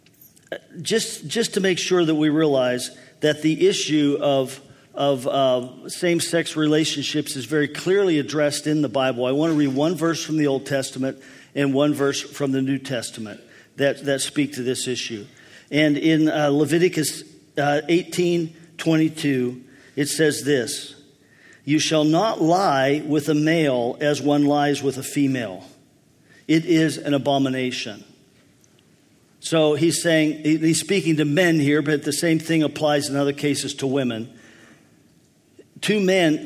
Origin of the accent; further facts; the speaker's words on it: Pennsylvania, United States; When I was a boy, there were times in my hometown